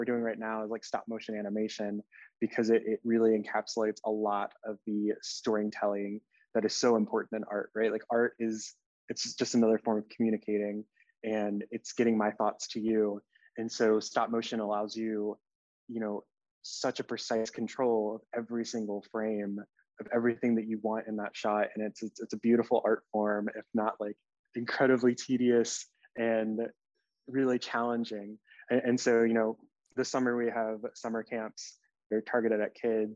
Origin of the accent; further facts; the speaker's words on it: Richmond, Virginia, United States; also born or lived in Charlottesville, Virginia; I was born and raised in Richmond, Virginia